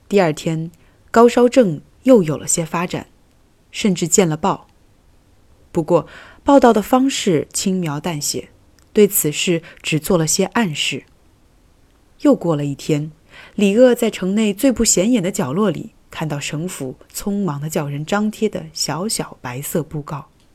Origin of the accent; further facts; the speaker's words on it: Wuhan, Hubei, China; moved away as an adult; also born or lived in France; 病毒的发源地是我的家乡武汉，一个我生活了近二十年的地方